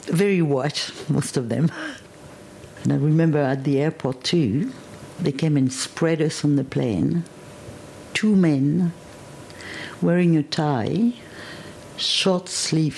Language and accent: English; Côte d’Ivoire; English is a second language; moved away as an adult; also born or lived in France / London / Switzerland / West Berlin; now in Armidale, Australia; My family is from around Paris originally, but I grew up in West Africa